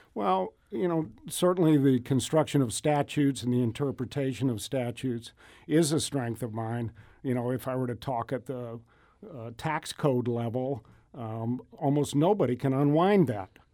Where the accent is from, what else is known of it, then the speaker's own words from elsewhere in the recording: Edwardsville, Illinois, United States; also born or lived in Provo, Utah / Brazil; My family grew up in Edwardsville